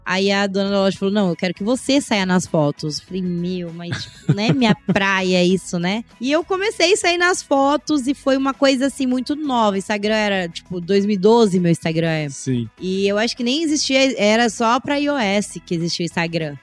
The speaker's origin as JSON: {"language": "Portuguese", "town": "Oriente", "region": "São Paulo", "country": "Brazil", "said": "eu sou do interior de São Paulo, cidade de Oriente, venho de uma família muito simples"}